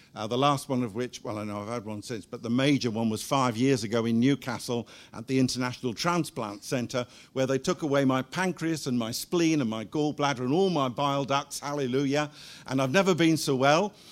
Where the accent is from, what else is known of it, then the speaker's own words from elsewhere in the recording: Guernsey; moved away as an adult; also born or lived in Cardiff / Seychelles / Zimbabwe; We were both born and brought up in Guernsey